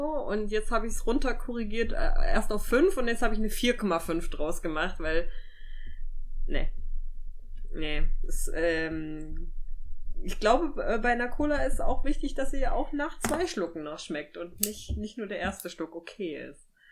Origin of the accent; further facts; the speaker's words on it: Thuringia, Germany; ich bin ja in Thüringen groß geworden